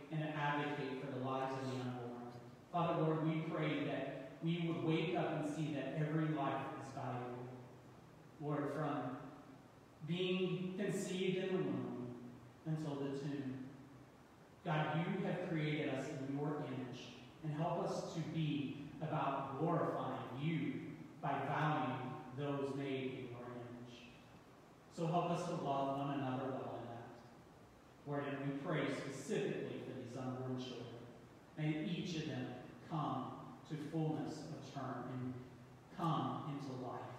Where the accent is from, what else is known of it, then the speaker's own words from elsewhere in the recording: East Tennessee, United States; Growing up in East Tennessee was a joy. I got to step out my back door and take hikes up in the mountain